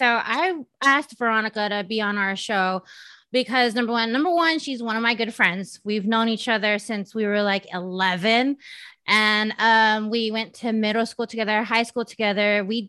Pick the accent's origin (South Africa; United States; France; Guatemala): United States; San Diego, California; she's out of San Diego, my hometown.